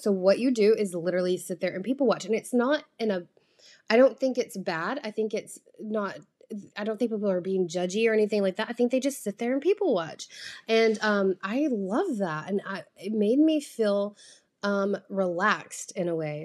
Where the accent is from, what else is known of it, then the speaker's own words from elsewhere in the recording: United States; I'm an American